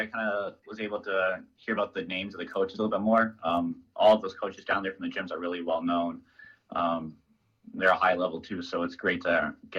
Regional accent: Maine, United States; we came from Southern Maine up here to go down to Florida

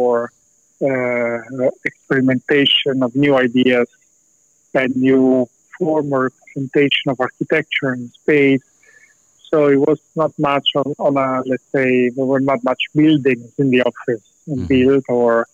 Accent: Rome, Lazio, Italy; English is a second language; moved away as an adult; also born or lived in southern Italy; now in United Kingdom; I studied in Rome and spent many, many years there. I actually born on a small town in South Italy, around 60,000 people.

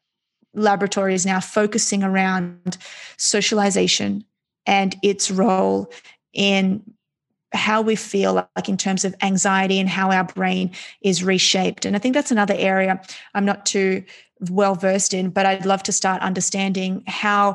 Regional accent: Australia; I was born and raised in Australia to immigrant parents

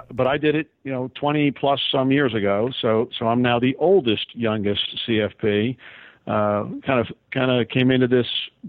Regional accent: Northeast, United States; moved away as an adult; now in Tampa, United States; born and raised in the Northeast

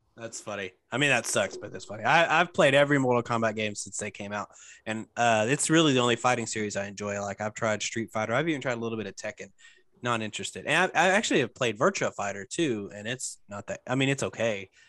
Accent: Arkansas, United States; now in Memphis, United States; I'm originally from Arkansas

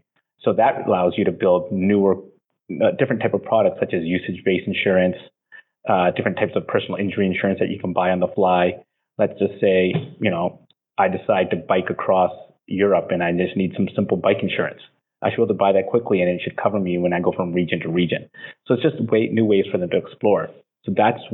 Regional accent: Vancouver, British Columbia, Canada; moved away; I'm from Vancouver

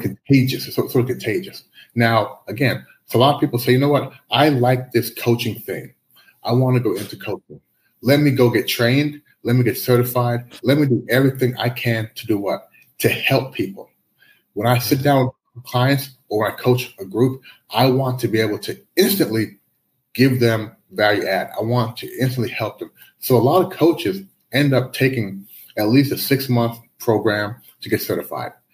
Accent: United States; moved away as an adult; also born or lived in Canada; now in Shanghai, China; I moved to the U.S. back in the early '80s. So I grew up in the U.S.

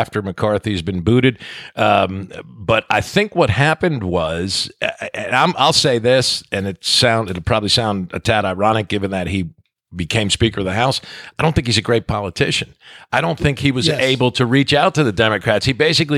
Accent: New Jersey, United States; I'm from New Jersey.

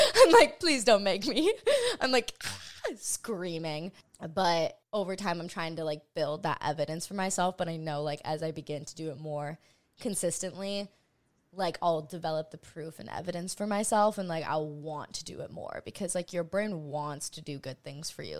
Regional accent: Hawaii, United States; I grew up in Hawaii

